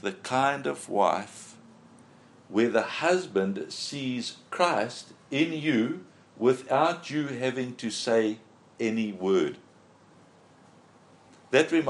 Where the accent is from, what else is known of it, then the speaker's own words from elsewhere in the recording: South Africa; we come here from South Africa